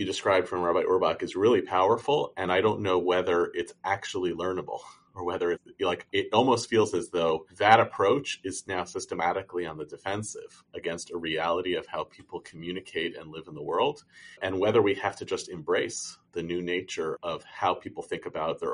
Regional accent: United States; we as American Jews

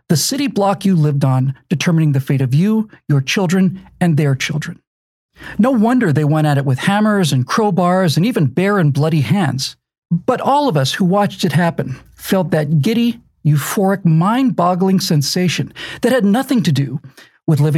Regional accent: Bermuda; My dad was a hotel manager, and so I grew up in Bermuda.

